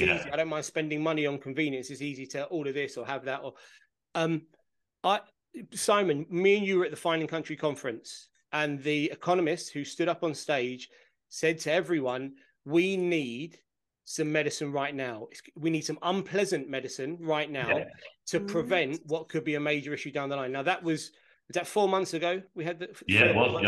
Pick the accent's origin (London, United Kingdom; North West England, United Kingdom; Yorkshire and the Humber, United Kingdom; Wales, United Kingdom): London, United Kingdom; Brentford; I'm from Brentford, which is a mile and a half down the road, which is a working class area. And I went to school in the middle of a housing estate